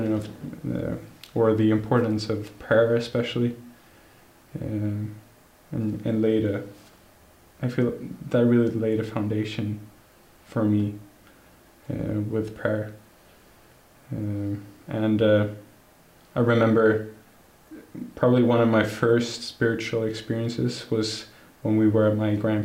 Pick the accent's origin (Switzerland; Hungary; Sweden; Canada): Sweden; Gothenburg, Västra Götaland; I was born and raised here in Gothenburg with my family